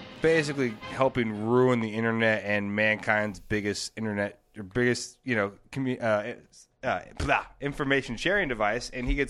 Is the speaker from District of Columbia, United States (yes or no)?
no; Monterey, California, United States; now in West Hollywood, United States; I'm from Northern California.